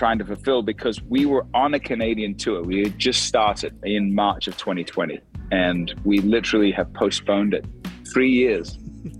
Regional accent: Australia; now in Nashville, United States; I haven't even been back to Australia since 2019. So I'm much more American at this point than I am Australian, other than my birth

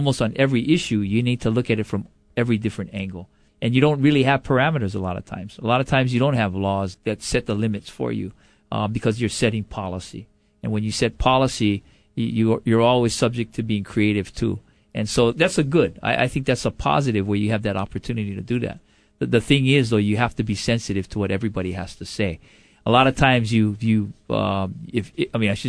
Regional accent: Honolulu, Hawaii, United States; also born or lived in Stockton, California; Right here in Honolulu.

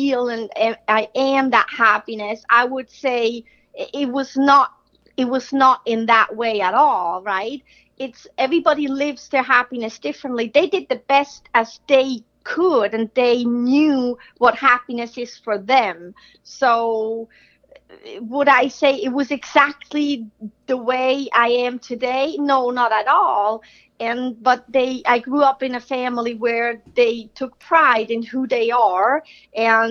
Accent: Switzerland; growing up in Switzerland, that's where I'm from

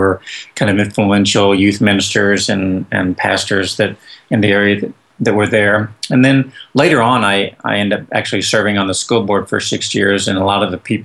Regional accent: Joplin, Missouri, United States; moved away as an adult; now in Texas, United States; I'm originally from Joplin, Missouri

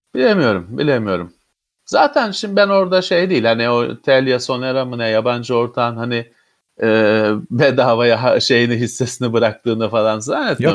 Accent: Istanbul, Turkey; ben İstanbullu olarak

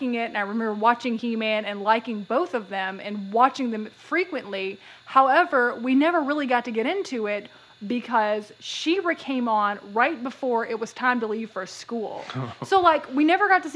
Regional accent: East Tennessee, United States; we grew up in East Tennessee

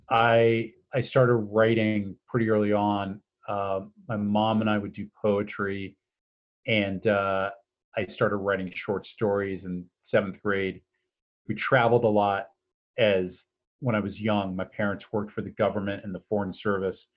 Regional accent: East Coast, United States; also born or lived in San Francisco Bay Area; now in Iowa City, United States; I'm a citizen of Iowa City. I've been here for just about 15 years now, and uh, I'm originally from the East Coast and spent some time on the West Coast in the San Francisco Bay Area

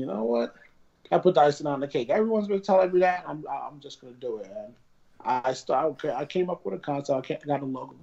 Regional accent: Avenel, New Jersey, United States; I rebuilt my childhood house that I grew up in Avenel, New Jersey

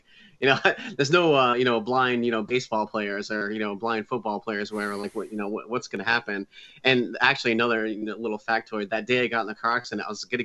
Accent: New England, Connecticut, United States; I grew up in New England. I live in Connecticut. I moved back into my hometown where I grew up.

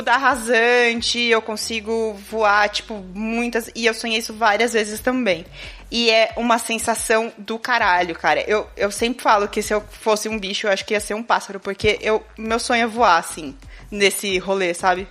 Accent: Itu, São Paulo, Brazil; eu nasci em Itu, para quem não sabe, é interior de São Paulo

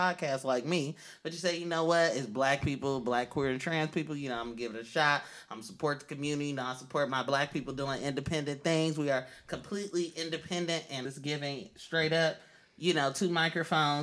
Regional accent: Oakland, California, United States; I'm from East Oakland yet, but that's where I'm from.

